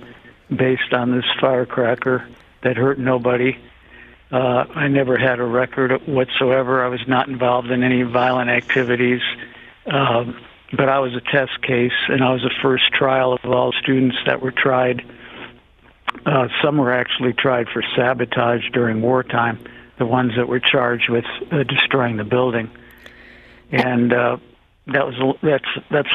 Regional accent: Shaker Heights, Ohio, United States; moved away; I was from Shaker Heights, Ohio, which is near Kent State

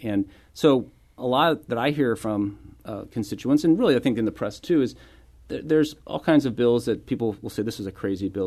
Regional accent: St. Louis, Missouri, United States; moved away as an adult; also born or lived in East Coast; I was born and raised here in Saint Louis

